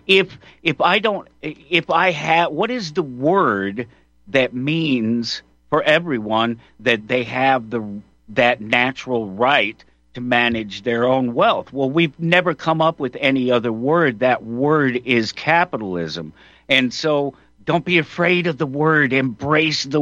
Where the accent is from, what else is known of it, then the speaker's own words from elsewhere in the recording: Colorado, United States; I'm from Colorado, born and raised.